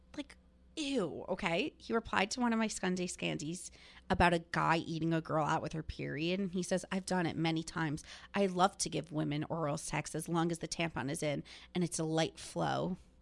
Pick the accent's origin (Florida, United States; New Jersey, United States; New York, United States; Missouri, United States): New Jersey, United States; growing up in New Jersey and being Italian